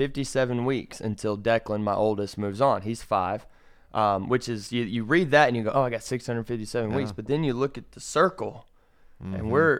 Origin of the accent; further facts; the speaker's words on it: Lower Alabama, United States; moved away; I'm from Lower Alabama. It's different. So I'm from the South. We're Southern boys.